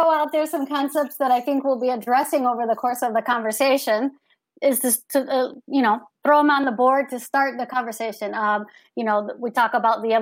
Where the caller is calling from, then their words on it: Fort Lauderdale, Florida, United States; I'm joining from Fort Lauderdale, Florida.